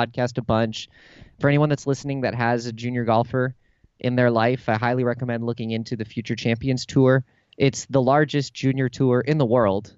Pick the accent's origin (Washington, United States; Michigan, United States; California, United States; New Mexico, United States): California, United States; San Diego; moved away as an adult; also born or lived in San Francisco; I grew up in San Diego and have just moved back here and then lived in San Francisco for eight years